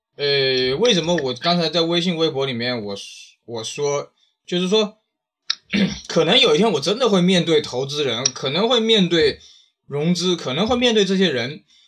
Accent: China; 你看我们中国人这几千年干了嘛

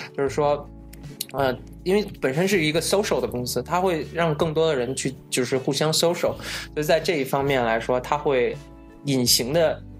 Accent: China; now in Seattle, United States; 作为中国人来说

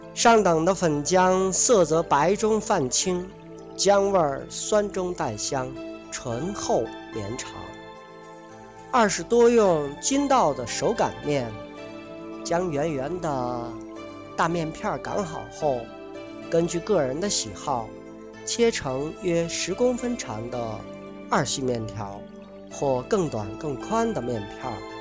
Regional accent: Lingbao, Henan, China; 我们家乡河南灵宝

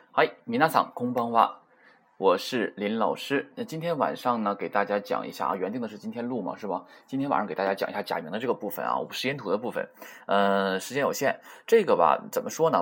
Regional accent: China; 不会像我们中国人说话是吧？口型比较大啊

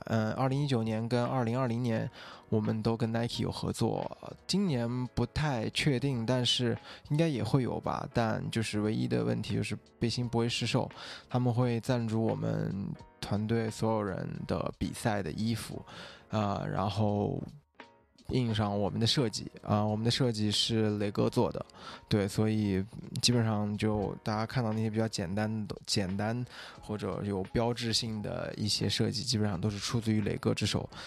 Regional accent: Xinjiang, China; 因为我是新疆人嘛

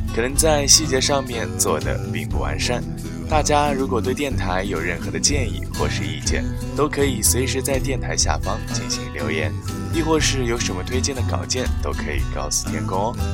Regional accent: China; 我们中国人

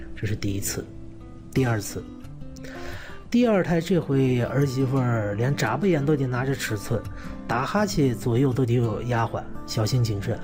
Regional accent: China; 我们中国人

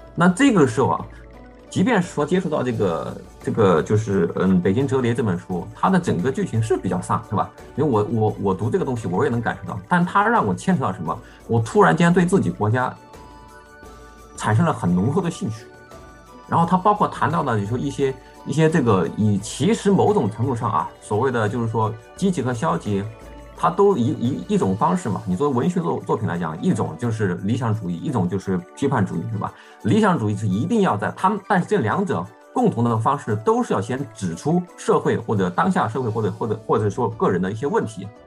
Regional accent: China; now in Germany; 我们作为一个，一个中国人在，在，在德国长期生活

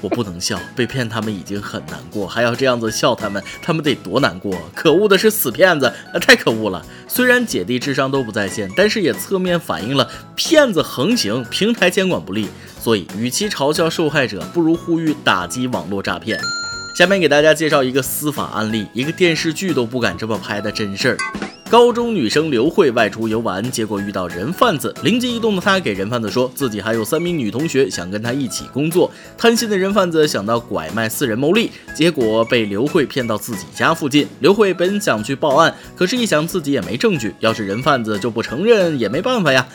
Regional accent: China; 我们中国人

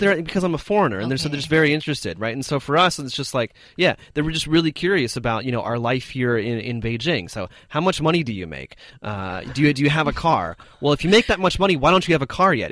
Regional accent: United States; moved away as an adult; now in China; I'm from America

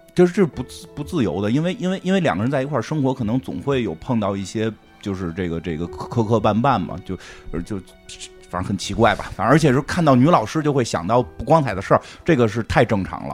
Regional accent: China; 就是我们中国人还在含蓄的

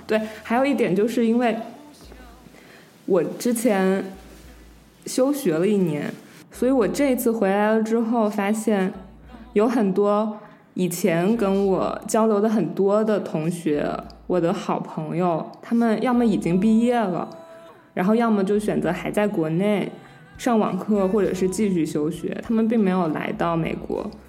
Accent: Wuhan, Hubei, China; moved away as an adult; now in United States; 我作为一个武汉人

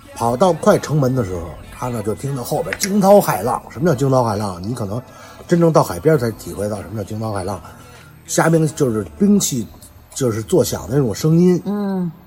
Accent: Beijing, China; accent: Beijing accent; 我们是北京人

